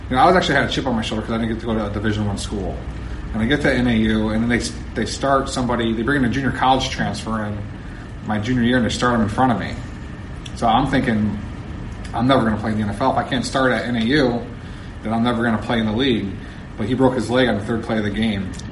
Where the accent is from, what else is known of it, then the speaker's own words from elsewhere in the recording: East Coast, United States; And you know, I was from the East Coast, so I wasn't really familiar with you know Southern California style or whatnot.